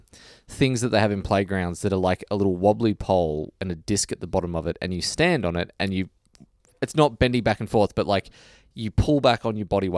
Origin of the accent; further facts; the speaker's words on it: Australia; As an adult, like, as an Australian, without that ad being relevant and current, you're like, ah, okay.